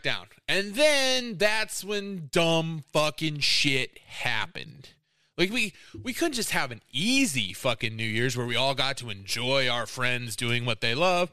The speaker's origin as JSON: {"language": "English", "region": "Iowa", "country": "United States", "said": "I'm from Iowa"}